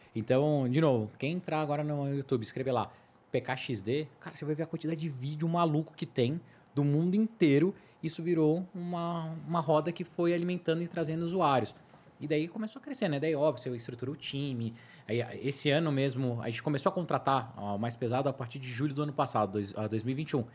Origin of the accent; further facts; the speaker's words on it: Brazil; a gente é brasileiro